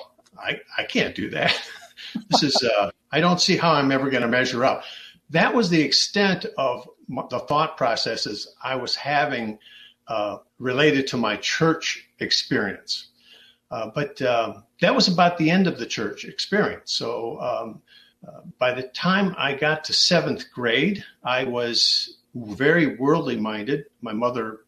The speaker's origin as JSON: {"language": "English", "town": "Dearborn", "region": "Michigan", "country": "United States", "tie": "born or raised there", "said": "I was born right here in Dearborn, and it was back in 1954"}